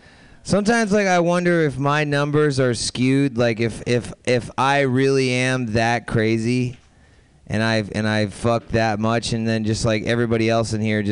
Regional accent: Florida, United States; I'm from Florida

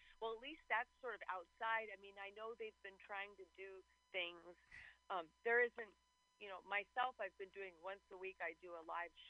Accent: New York City, New York, United States; moved away as an adult; now in Los Angeles, United States; I am from New York City, yes.

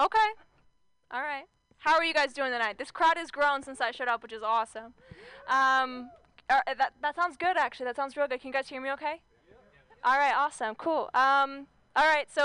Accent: Southern Orange County, California, United States; I grew up in Southern Orange County

